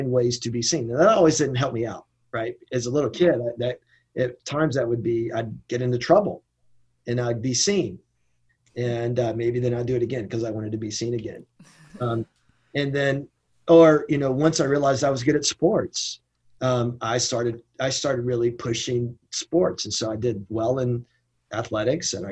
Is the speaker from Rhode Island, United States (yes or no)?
no; Shelby, North Carolina, United States; moved away; I grew up in Shelby, North Carolina, Cleveland County, with my dad.